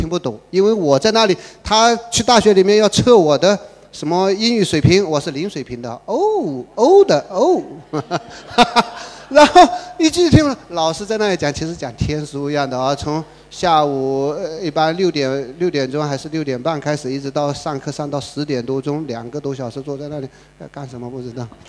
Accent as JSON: {"language": "Chinese", "country": "China", "said": "我们中国人溜的不得了"}